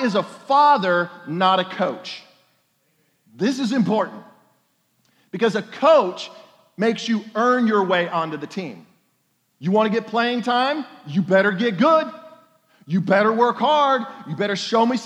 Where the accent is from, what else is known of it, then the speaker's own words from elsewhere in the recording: Oklahoma, United States; I'm from Oklahoma